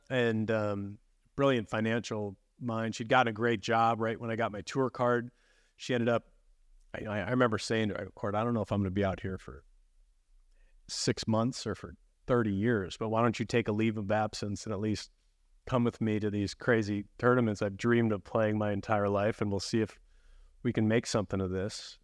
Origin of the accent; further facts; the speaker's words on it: Chicago, Illinois, United States; moved away as an adult; as a kid growing up in the Chicagoland area